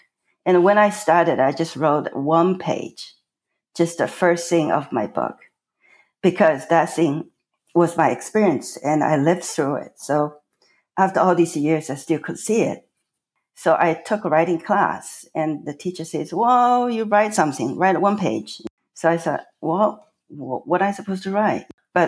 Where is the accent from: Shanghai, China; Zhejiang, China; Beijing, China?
Shanghai, China; first language Chinese; English is a second language; moved away as an adult; So I was born in China, in Shanghai, and I was raised there, lived in a time, basically, China was closed off to the entire world.